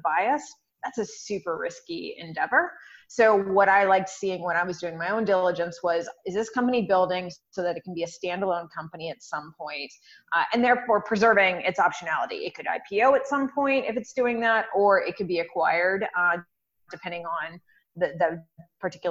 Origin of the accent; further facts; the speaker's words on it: Humboldt County, Northern California, United States; middle of nowhere, a place called Humboldt County. We grow 60% of the weed in the U.S. is from there. So very popular place to be from right now. It's kind of this new cannabis economy. And so I grew up out there.